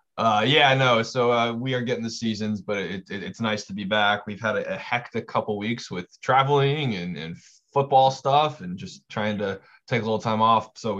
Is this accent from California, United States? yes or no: yes; California, United States; also born or lived in Wyoming; now in Mississippi, United States; as a Californian, my natural instinct is to freak out about it